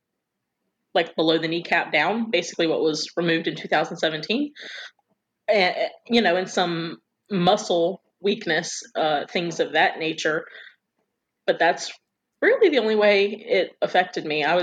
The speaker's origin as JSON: {"language": "English", "town": "Quincy", "region": "Florida", "country": "United States", "tie": "born or raised there", "also_born_or_lived": "Tallahassee, Florida", "said": "I was born in Tallahassee, but lived in Quincy"}